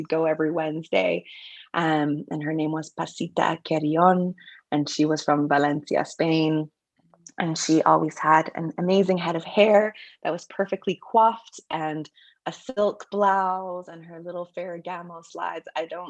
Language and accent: English; Vancouver, British Columbia, Canada; I was born in Vancouver